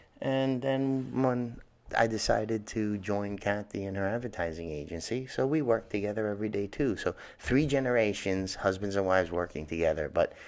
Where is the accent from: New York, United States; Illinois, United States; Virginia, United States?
New York, United States; New York City; Growing up in Hell's Kitchen, we lived above the bakery, Poseidon Bakery.